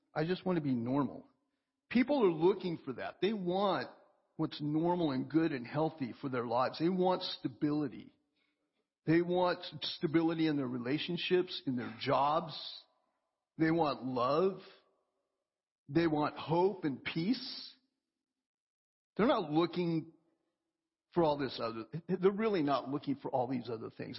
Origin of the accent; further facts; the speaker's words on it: Oklahoma, United States; moved away; I grew up in Oklahoma and, and we had forests all around us